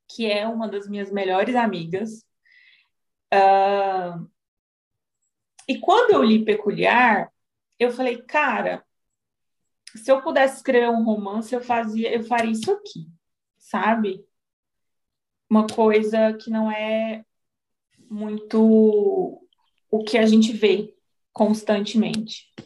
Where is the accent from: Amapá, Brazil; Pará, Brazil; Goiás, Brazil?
Goiás, Brazil; Goiânia; accent: goiano (puxado); eu sou psicóloga, eu sou dona de uma clínica da Integrace. Eu moro em Goiânia, sou goiana, então meu sotaque ele é puxado.